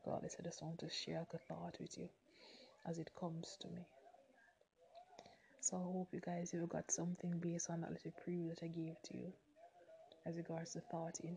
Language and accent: English; Jamaica; I'm a Jamaican. I'm one of Flow Telecommunications brand ambassador here in Jamaica